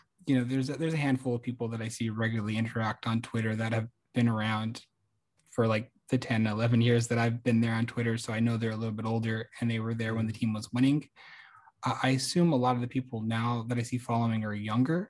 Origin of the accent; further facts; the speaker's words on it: Phoenix, Arizona, United States; moved away as an adult; now in Portland, United States; I grew up in Phoenix